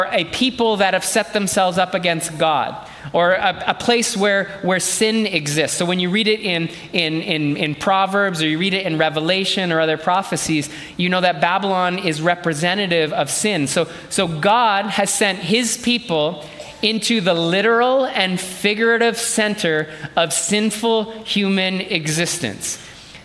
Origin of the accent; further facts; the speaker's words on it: Canada; I was born in this country, so I'm truly Canadian through and through.